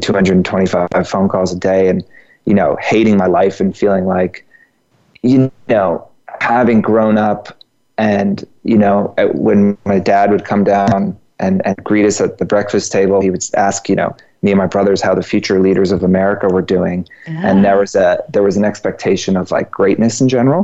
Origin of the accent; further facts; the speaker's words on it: Georgia, United States; now in New York, United States; I'm from Georgia